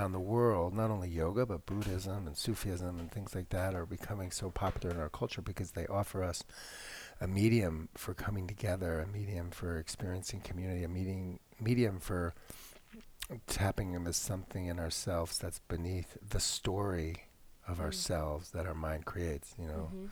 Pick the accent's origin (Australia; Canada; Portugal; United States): United States; Connecticut; I was like 16, this little white boy growing up in Connecticut